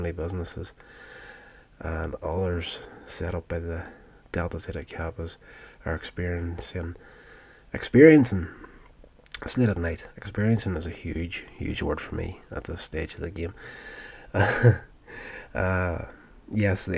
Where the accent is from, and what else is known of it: Northern Ireland, United Kingdom; born or raised there